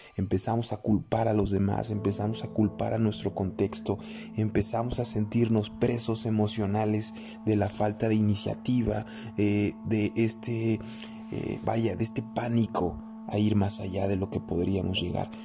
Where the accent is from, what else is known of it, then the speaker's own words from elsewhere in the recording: Mexico; los mexicanos no somos organizados